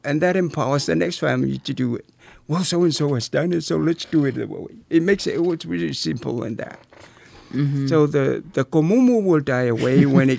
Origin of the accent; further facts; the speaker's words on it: Samoa; moved away; Growing up in Samoa